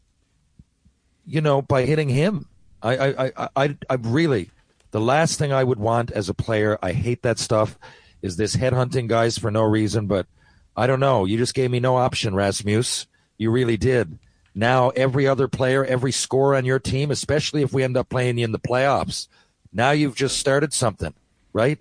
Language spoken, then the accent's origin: English; Newfoundland and Labrador, Canada; when it comes to Newfoundland, I really take pride in our heritage.